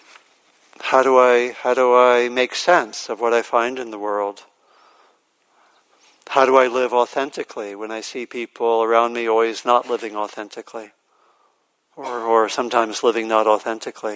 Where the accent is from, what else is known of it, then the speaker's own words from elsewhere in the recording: Maryland, United States; I grew up in Maryland, and I went to elementary school with a lot of African-American kids